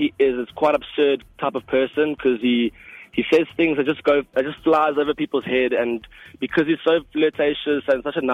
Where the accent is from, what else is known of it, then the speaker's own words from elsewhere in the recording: Ballito, KwaZulu-Natal, South Africa; My family is Afrikaans, but I grew up in Balito since when I was 4 years old.